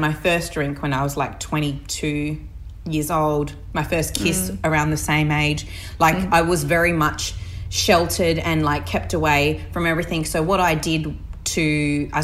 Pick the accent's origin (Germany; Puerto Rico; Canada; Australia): Australia; Barmera, South Australia; I was brought up on the Murray River in the Riverland. So I was born in Barrie in South Australia, in a very regional area.